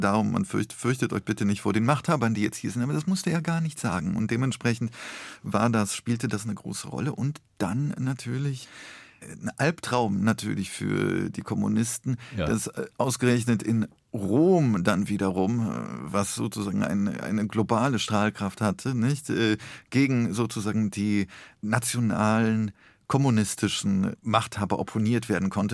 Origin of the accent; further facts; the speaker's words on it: Rhineland-Palatinate, Germany; also born or lived in Poland / Koblenz; ich bin ja im Rheinland groß geworden.